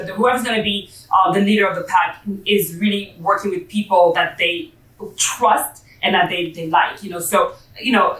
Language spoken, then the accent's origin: English; Paris, Île-de-France, France; moved away; I have the kind of, you know, European background, growing up in Paris